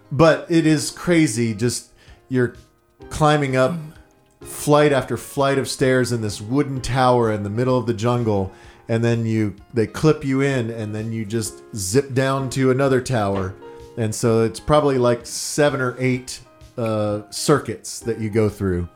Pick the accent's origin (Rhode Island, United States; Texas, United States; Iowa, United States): Texas, United States; Dallas; I'm from Dallas.